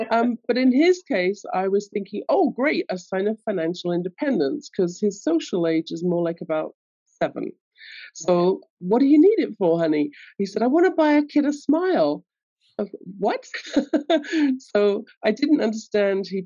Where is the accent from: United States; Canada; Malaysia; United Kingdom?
United Kingdom; London; I grew up in London, England, as you can tell from my accent.